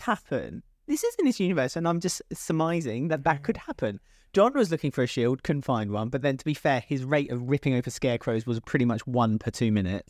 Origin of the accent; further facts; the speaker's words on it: United Kingdom; as a British person